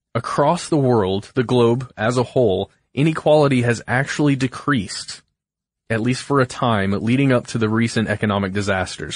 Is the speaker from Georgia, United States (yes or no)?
yes; Alpharetta, Georgia, United States; born or raised there